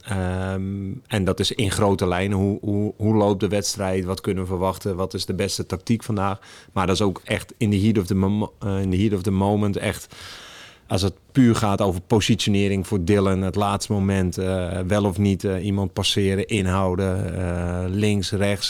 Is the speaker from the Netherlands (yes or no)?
yes; Alkmaar, North Holland, Netherlands; now in Het Gooi, Netherlands; ik woon in het Gooi, maar ik kom er niet vandaan. Ik kom uit Noord-Holland